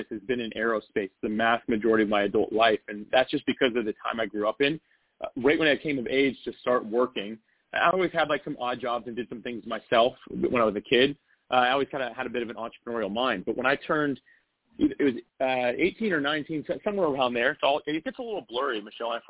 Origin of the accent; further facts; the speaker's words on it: North Florida, United States; I grew up in Florida. So I've actually been in North oh, Florida so, okay. my entire life.